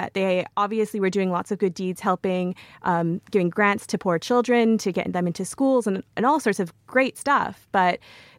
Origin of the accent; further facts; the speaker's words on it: the Prairies, Canada; I'm obviously not British. I grew up in Canada, and in the prairies